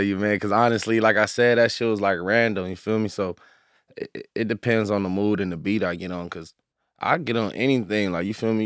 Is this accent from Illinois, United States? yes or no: no; Inglewood, California, United States; I grew up out here, like, I'm originally from L A, Inglewood, like, I'm from Inglewood, strictly